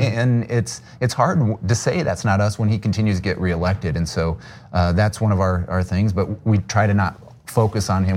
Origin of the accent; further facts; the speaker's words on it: Sioux City, Iowa, United States; I grew up in Sioux City, Iowa, the largest city in the district